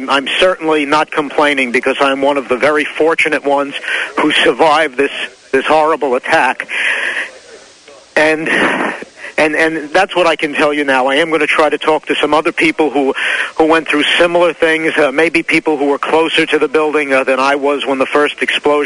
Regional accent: Glen Rock, New Jersey, United States; my hometown of Glen Rock

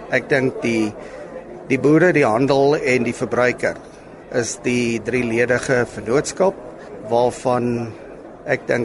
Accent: George, Western Cape, South Africa; Kyk, Lesa, ek is van George in die Suid-Kaap. Toevallig die dorp wat die vinnigste groei, nie meer 'n dorpie, dit raak 'n metropool. Uh Ons is daar, ek en my broer Louis is daar eh, gebore.

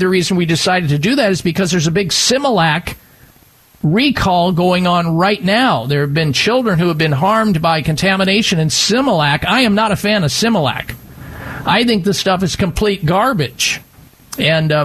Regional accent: Midwest, United States; even though I grew up in the Midwest big time on cow milk

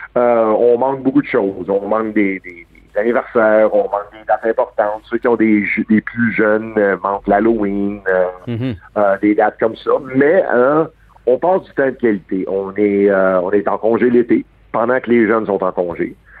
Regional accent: Montreal, Quebec, Canada; je suis né à Verdun un gars de Verdun, c'est à 5e avenue. J'ai grandi avec Max Joannette

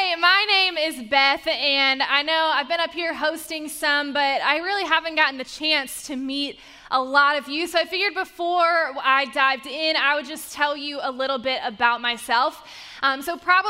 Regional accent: Charlotte, North Carolina, United States; moved away; my hometown of Charlotte, North Carolina. That is where I grew up

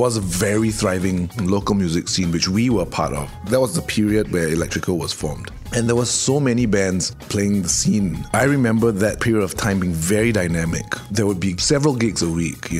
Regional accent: Singapore; as a Singaporean

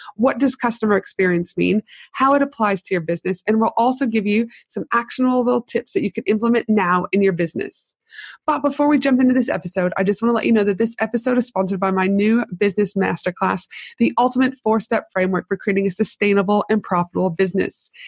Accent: Canada; also born or lived in United States / Tasmania; now in Brisbane, Australia; I'm from Canada

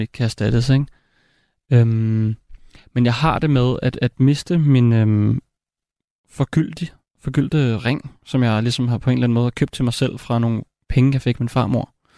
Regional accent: Copenhagen, Capital Region of Denmark, Denmark; jeg voksede op i København

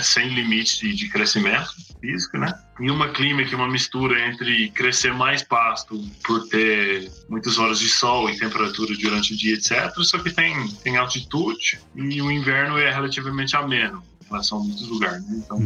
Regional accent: North Island, New Zealand; Portuguese is a second language; moved away as an adult; also born or lived in Bahia, Brazil; now in Brazil; sou, sou neozelandês, como falou, nasci, fui criado numa fazenda de leite no norte de Nova Zelândia

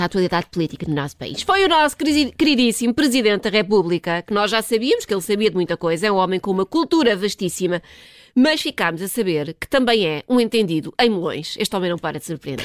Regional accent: Portugal; como bons tugas que somos

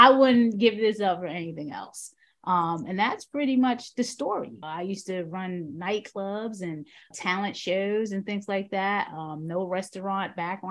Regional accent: New York City, New York, United States; moved away as an adult; now in Baltimore, United States; I hail from the South Bronx, the South Bronx, 23 years

